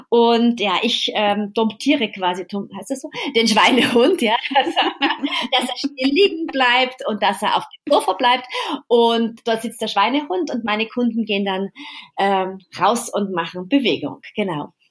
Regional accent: Vienna, Austria; Genau, stimmt. Ja, genau, in meiner Heimat.

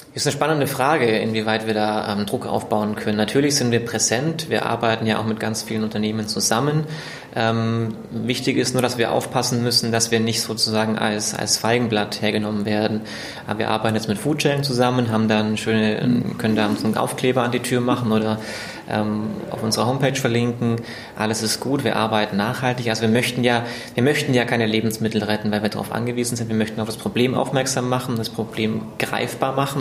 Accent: Germany; also born or lived in East Africa; bin ich wieder nach Deutschland zurückgekehrt

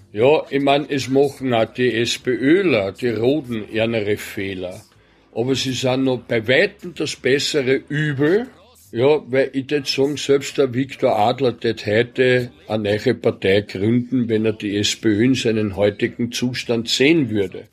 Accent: Vienna, Austria; also born or lived in Horn / Waidhofen an der Ybbs; Wienerfeld geboren, in die Volksschule gegangen, auf der Laxenburger Straße

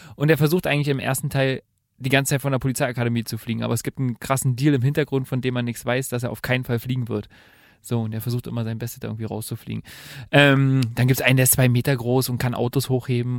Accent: Germany; bei uns in Deutschland

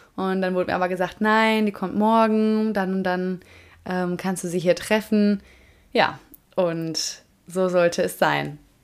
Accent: Germany

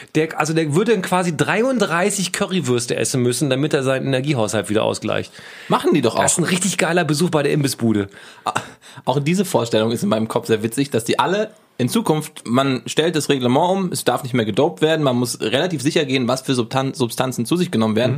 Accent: Giessen, Hesse, Germany; bei uns in Gießen

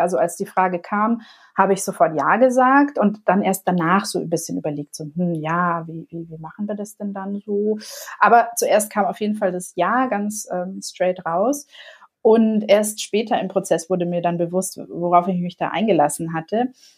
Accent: Munich, Bavaria, Germany; moved away as an adult; also born or lived in Canada; now in Mallorca, Spain; ich liebe zwar meine Heimat, meinen Ursprungsort München sehr

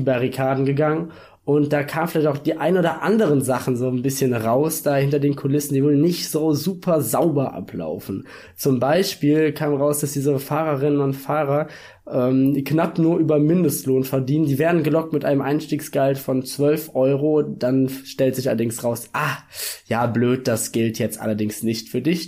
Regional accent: Germany; Deutscher zu sein

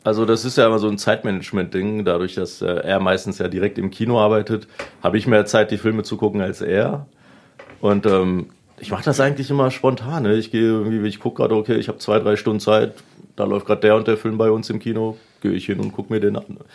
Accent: Salzgitter, Lower Saxony, Germany; in Salzgitter geboren und wir haben uns jetzt nicht äh, regional weit von Salzgitter wegbewegt

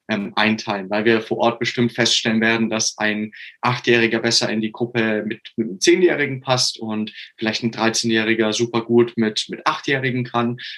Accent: Augsburg, Bavaria, Germany; ich komme aus Augsburg.

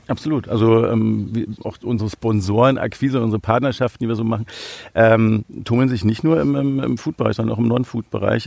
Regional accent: Berlin, Germany; ich bin äh, in Berlin aufgewachsen

